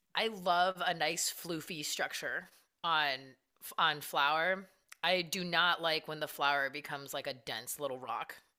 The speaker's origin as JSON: {"language": "English", "region": "California", "country": "United States", "moved": "yes", "said": "I'm from Cali originally also"}